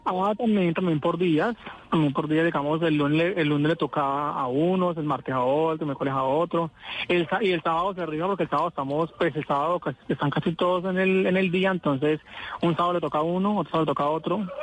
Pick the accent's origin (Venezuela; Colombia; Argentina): Colombia; Buga, Valle del Cauca; yo soy en Guadalajara de Buga, ciudad señora de la ciudad milagrosa.